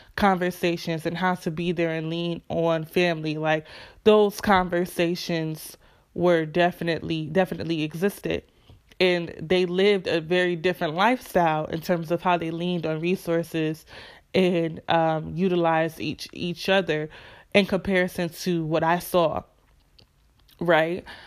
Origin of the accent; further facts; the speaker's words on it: Rochester, New York, United States; moved away as an adult; was born and raised in Rochester, New York